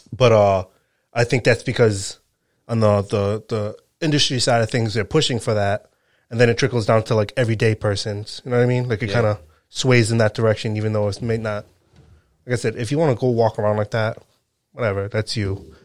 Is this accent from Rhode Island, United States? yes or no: yes; Rhode Island, United States; I'm from Rhode Island